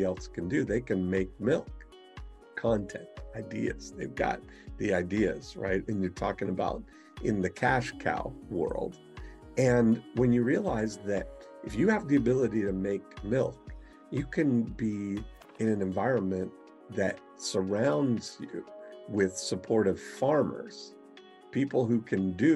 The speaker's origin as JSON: {"language": "English", "country": "Canada", "tie": "born or raised there", "said": "I was born in Canada on a U.S. Air Force base to a Canadian mother and a U.S. father"}